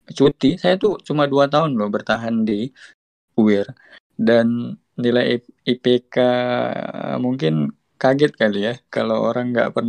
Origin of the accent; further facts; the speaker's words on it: Tembilahan, Riau, Indonesia; Inhil Kedutaan Hildo tepatnya di uh, Kota Tembilahan, SMA 1 Kota Tembilahan. Itu pun kalau mau uh, ke daerah saya itu mesti naik kapal laut.